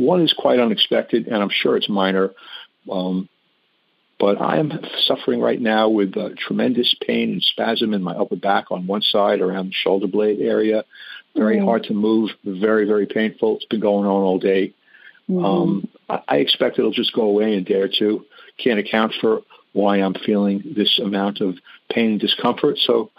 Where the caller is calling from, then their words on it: New York, United States; I'm in New York on Long Island.